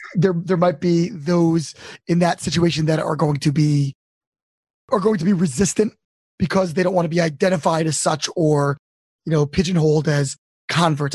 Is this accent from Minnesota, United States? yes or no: no; Baltimore, Maryland, United States; moved away; I'm from Baltimore originally